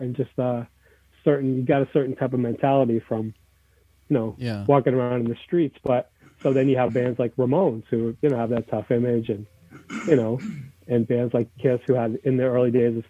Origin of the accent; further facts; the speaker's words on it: New York, United States; Like, if you used to go play in some other town and we're from New York, boo, people would throw, you know, whatever at you